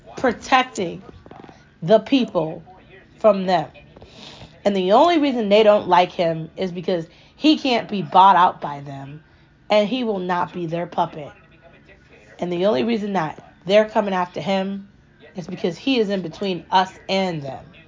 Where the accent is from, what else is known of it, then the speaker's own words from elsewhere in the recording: United States; I'm American